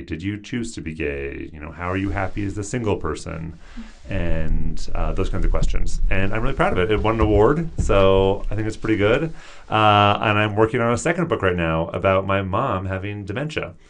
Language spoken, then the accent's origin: English; Seattle, Washington, United States; moved away as an adult; also born or lived in Tucson, Arizona; I'm from the Seattle area, and all my siblings lived nearby my parents